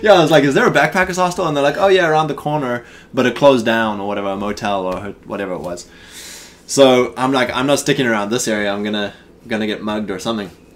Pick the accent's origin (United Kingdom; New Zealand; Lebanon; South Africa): South Africa; moved away as an adult; now in United States; growing up in South Africa